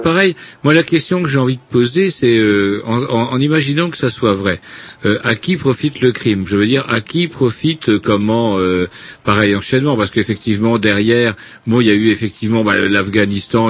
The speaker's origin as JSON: {"language": "French", "country": "France", "said": "je suis français"}